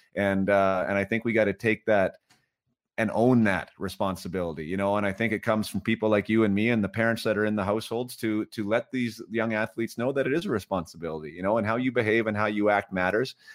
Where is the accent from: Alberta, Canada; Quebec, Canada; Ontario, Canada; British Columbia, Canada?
British Columbia, Canada; Vernon; I'm from Vernon, B C, lived in Vernon, B C.